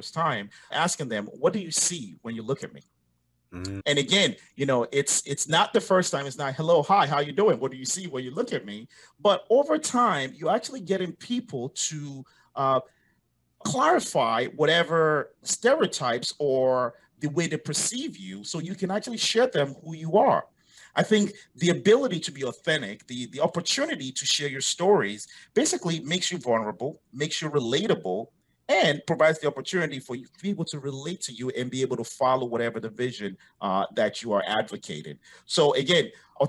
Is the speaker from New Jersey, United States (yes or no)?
yes; New Jersey, United States; moved away; also born or lived in West Africa / Europe; Born in West Africa, grew up in the States, in New Jersey, to be specific.